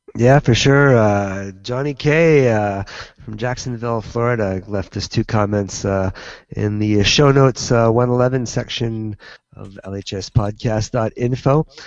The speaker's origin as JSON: {"language": "English", "country": "Canada", "said": "I'm Canadian"}